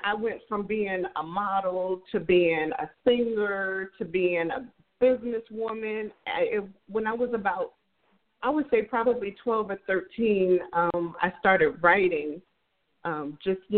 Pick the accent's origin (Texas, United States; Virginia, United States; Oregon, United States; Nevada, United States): Nevada, United States; Las Vegas; So I grew up in Las Vegas, Nevada